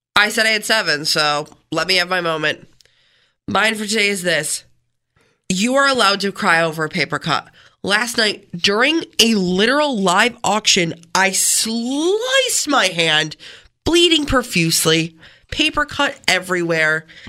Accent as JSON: {"language": "English", "town": "Canandaigua", "region": "New York", "country": "United States", "tie": "born or raised there", "said": "I grew up in Canandaigua, spent most of my life there"}